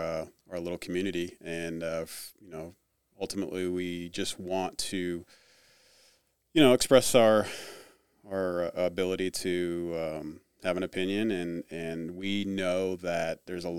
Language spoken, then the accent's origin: English; California, United States; also born or lived in Japan / England; I'm originally from California, unfortunately, and lived all over the United States.